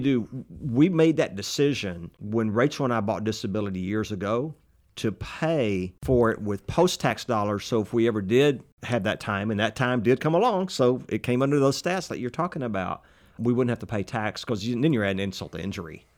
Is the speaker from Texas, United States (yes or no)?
yes; Texas, United States; accent: Texas; talking with my Texas accent